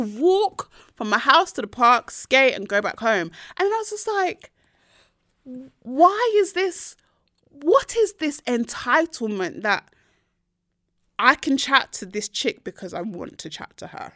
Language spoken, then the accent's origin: English; Nigeria